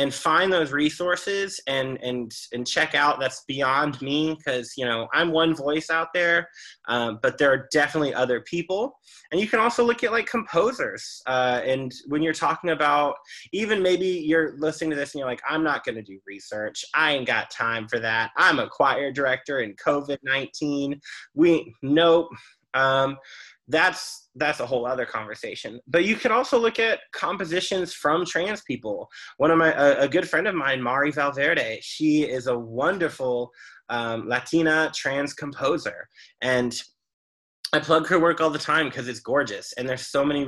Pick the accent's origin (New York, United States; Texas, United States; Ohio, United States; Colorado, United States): Texas, United States; Dallas; which was going to be in Dallas, my hometown.